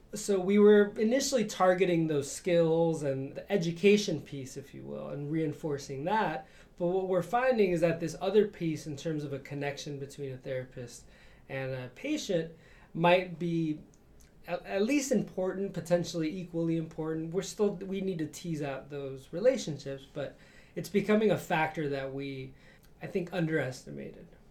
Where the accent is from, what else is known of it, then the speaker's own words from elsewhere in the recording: Chicago, Illinois, United States; moved away as an adult; I grew up in Chicago